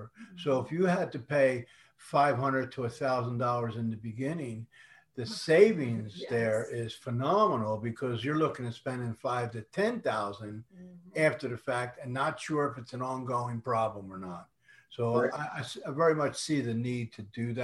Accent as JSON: {"language": "English", "region": "Northeast", "country": "United States", "tie": "born or raised there", "also_born_or_lived": "Las Vegas, Nevada", "moved": "yes", "lives_now": "Houston, United States", "said": "I was born and raised in the Northeast"}